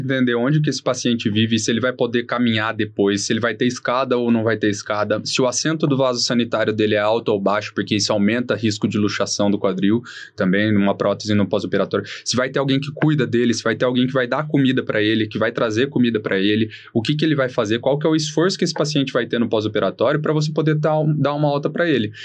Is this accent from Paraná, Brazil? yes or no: yes; Maringá, Paraná, Brazil; moved away as an adult; also born or lived in Porto Alegre; now in São Paulo, Brazil; sou de Maringá, no Paraná, fiz faculdade em Porto Alegre, na Federal de Ciências da Saúde, e depois vim aqui para São Paulo